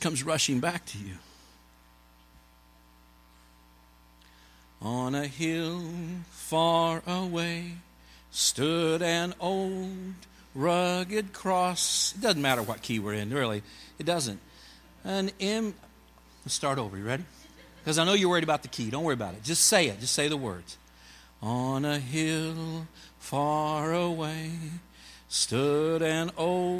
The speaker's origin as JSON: {"language": "English", "region": "Kansas", "country": "United States", "also_born_or_lived": "Montreal", "moved": "as an adult", "said": "We're from Kansas"}